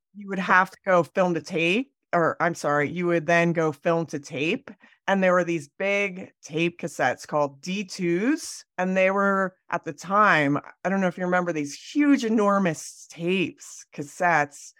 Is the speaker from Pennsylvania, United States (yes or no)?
yes; Pennsylvania, United States; moved away as an adult; also born or lived in Delaware / New York City; now in Jackson Hole, United States; I grew up in Pennsylvania